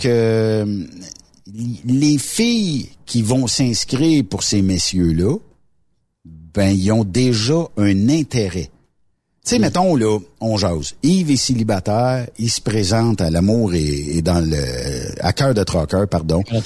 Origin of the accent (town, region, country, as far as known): Quebec, Canada